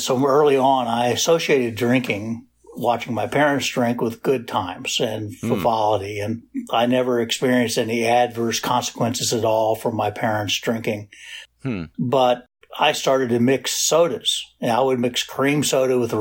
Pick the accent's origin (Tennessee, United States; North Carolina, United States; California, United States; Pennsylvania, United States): Pennsylvania, United States; Pittsburgh; also born or lived in Washington, D.C.; I grew up in Pittsburgh, although was born in D.C. and I lived in Pittsburgh.